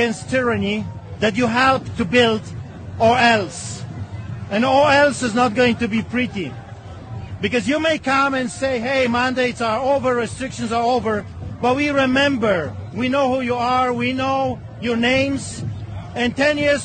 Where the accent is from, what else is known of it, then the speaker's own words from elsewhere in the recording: Poland; now in Canada; I grew up in Poland.